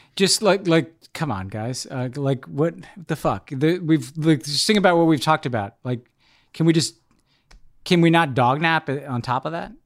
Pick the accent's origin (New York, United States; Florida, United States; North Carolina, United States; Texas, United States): New York, United States; as a New Yorker